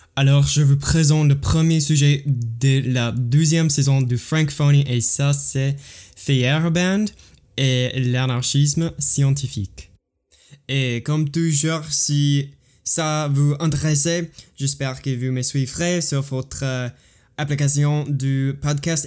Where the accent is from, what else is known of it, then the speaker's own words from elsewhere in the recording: United States; French is a second language; je suis américain, j'habite aux États-Unis